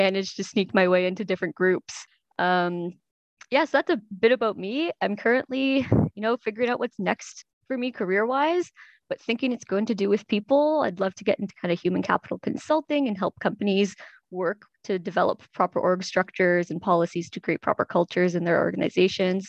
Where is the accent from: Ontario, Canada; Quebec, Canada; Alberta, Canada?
Ontario, Canada; Toronto; also born or lived in Montreal / Kingston; I was born in Montreal, but raised in Toronto.